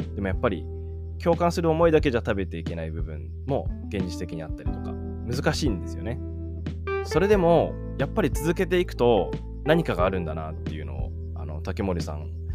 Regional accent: Sendai, Miyagi, Japan; now in Yakushima, Japan; 僕と同じ仙台出身なんですよ。宮城県仙台市出身で

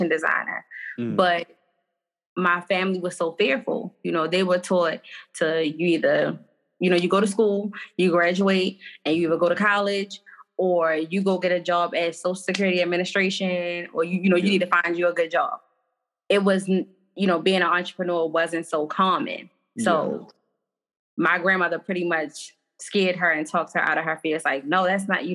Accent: Baltimore, Maryland, United States; I'm from Baltimore

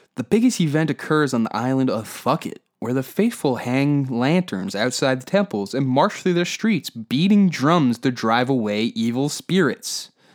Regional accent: Canada; Because that's where we are in Canadian culture.

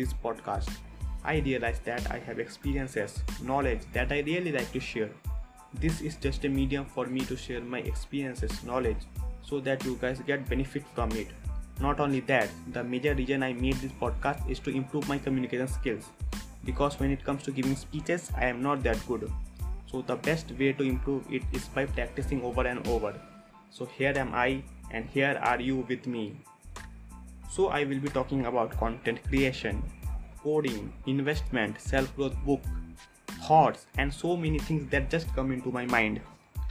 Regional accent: Raiganj, West Bengal, India; moved away as an adult; now in Kanpur, India; from Raiganj, West Bengal, and currently live in Kanpur, Uttar Pradesh

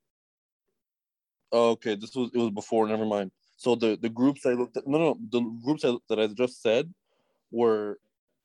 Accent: East Coast Canada, Atlantic Canada, Canada; we're from East Coast Canada

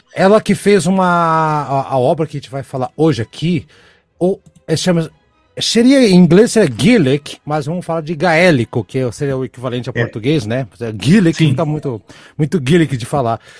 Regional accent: Brazil; eu, Brasil

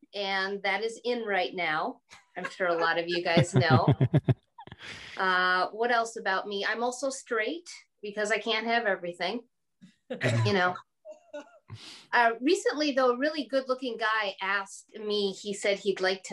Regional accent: Green Bay, Wisconsin, United States; moved away; I'm from the Bay Area, Green Bay

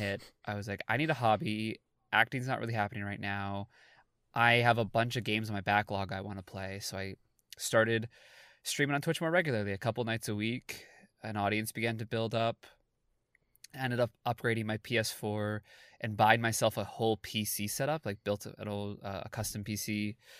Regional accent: Toronto, Ontario, Canada; I'm an actor from Toronto, Canada

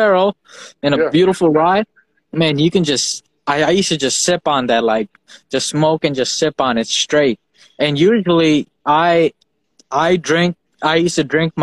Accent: Fiji; moved away; I grew up in Fiji Islands, and we had our country's rum

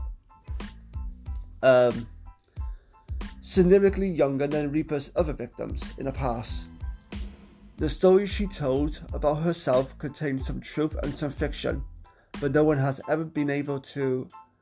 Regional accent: Wales, United Kingdom; Wales Online, which is my hometown's national website

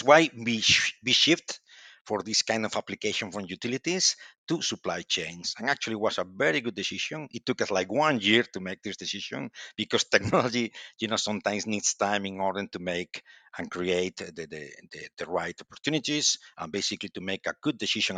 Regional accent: Santiago de Compostela, Galicia, Spain; English is a second language; And well, as you say, I'm from Spain and Galician, actually. And I born in Santiago de Compostela, the beautiful city of Santiago de Compostela.

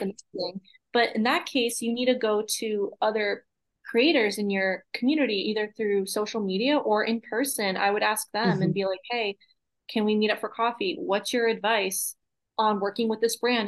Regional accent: Massachusetts, United States; moved away; I grew up in Massachusetts

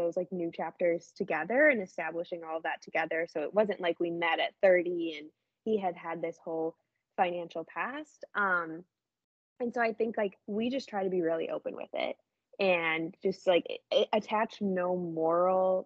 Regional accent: Midwest, United States; we're from the Midwest

